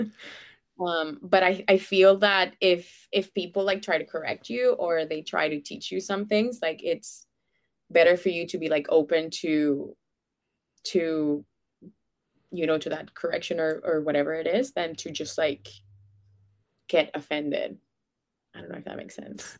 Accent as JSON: {"language": "English", "country": "Venezuela", "tie": "born or raised there", "moved": "yes", "lives_now": "Canada", "said": "I was born and raised in Venezuela"}